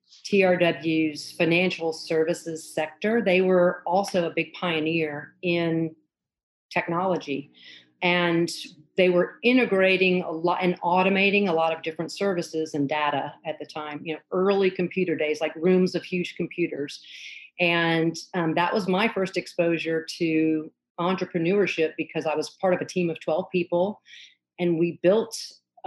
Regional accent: the South, United States; moved away; also born or lived in Los Angeles / Atlanta; I grew up in the South

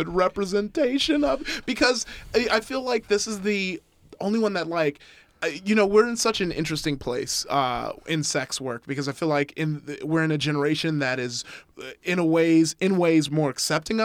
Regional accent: Compton, California, United States; I grew up in Compton

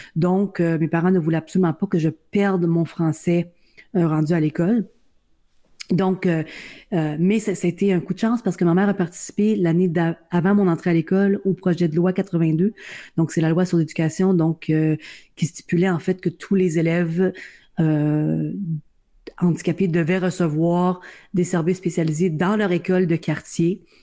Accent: Welland, Ontario, Canada; je suis née euh, à Welland en Ontario, donc euh, dans la péninsule du Niagara

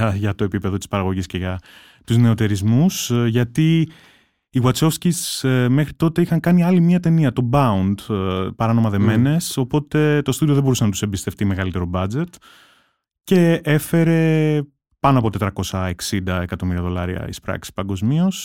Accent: Rhodes, South Aegean, Greece; εγώ μεγάλωσα στη Ρόδο

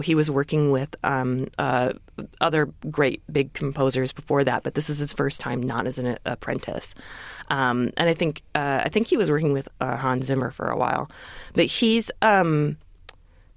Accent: Michigan, United States; moved away; I grew up in Michigan

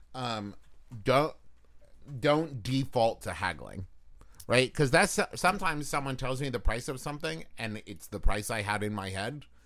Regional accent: Huntington, West Virginia, United States; moved away; also born or lived in Los Angeles; Growing up in West Virginia

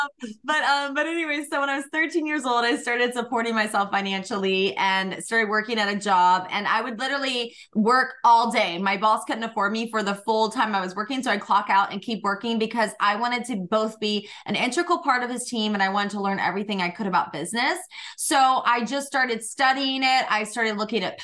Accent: Georgia, United States; I grew up in Georgia, really humble beginnings

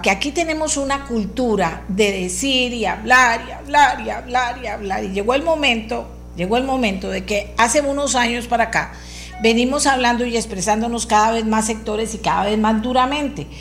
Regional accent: Costa Rica; soy costarricense y vivo en este país

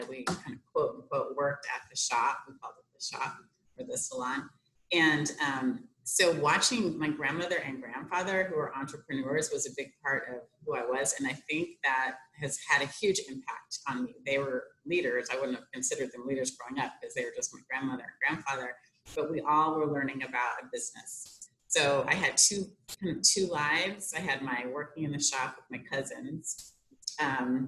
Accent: Portland, Oregon, United States; moved away; also born or lived in Washington, D.C.; grew up, born and raised in Portland

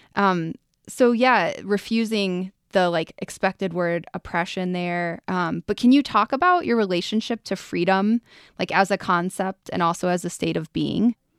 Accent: Ohio, United States; also born or lived in Colorado; now in Boulder, United States; I'm from Ohio originally.

